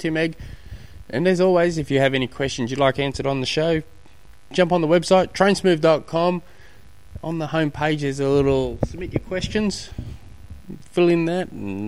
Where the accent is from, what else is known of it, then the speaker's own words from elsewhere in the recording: Australia; being an Aussie